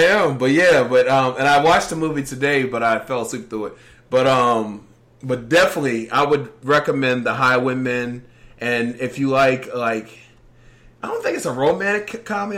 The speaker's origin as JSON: {"language": "English", "region": "Virginia", "country": "United States", "said": "I'm from Virginia, and DC is like my backyard."}